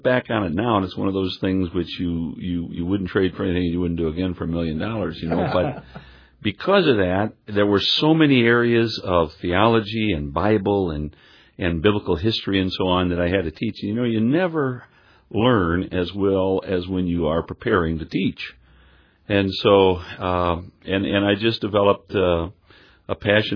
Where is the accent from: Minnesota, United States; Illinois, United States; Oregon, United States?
Illinois, United States; Rockford; moved away; I grew up in Rockford, Illinois